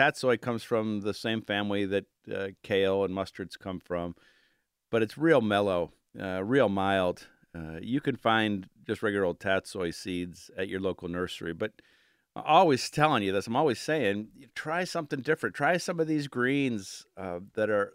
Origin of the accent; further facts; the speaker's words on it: Cleveland, Ohio, United States; moved away as an adult; now in Pittsburgh, United States; growing up in Cleveland and Lakeview Cemetery and Daffodil Hill and visiting as a 7-year-old, you know, and then moving to Pittsburgh 20-some years ago